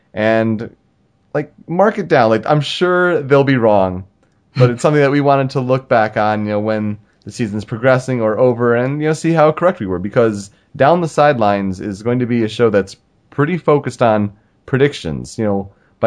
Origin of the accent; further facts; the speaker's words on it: Southeast Michigan, United States; I've grown up in Southeast Michigan.